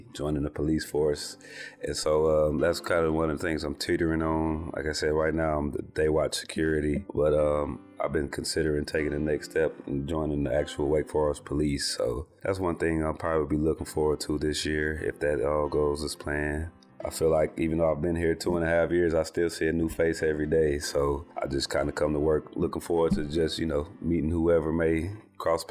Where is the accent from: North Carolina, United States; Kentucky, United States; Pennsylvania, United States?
North Carolina, United States; Winston-Salem; I was born here in Winston-Salem. And so I grew up going to all the basketball games and football games and all